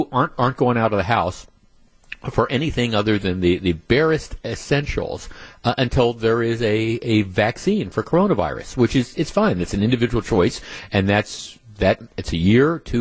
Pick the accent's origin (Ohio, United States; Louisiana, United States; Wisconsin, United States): Wisconsin, United States; Glendale; I grew up in Glendale, and Northridge